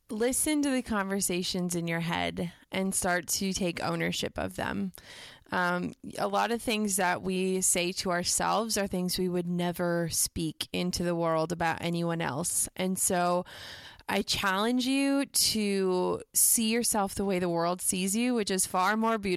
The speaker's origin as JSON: {"language": "English", "region": "Midwest", "country": "United States", "tie": "born or raised there", "said": "And I think that growing up in the Midwest, you know, we we don't do humble brags."}